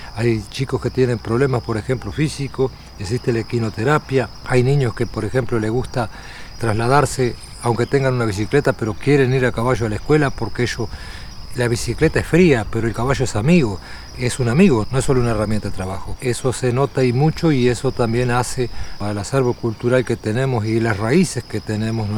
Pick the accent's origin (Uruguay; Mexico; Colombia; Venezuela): Uruguay; Tacuarembó; Nací en el Hospital Regional de Tacuarembó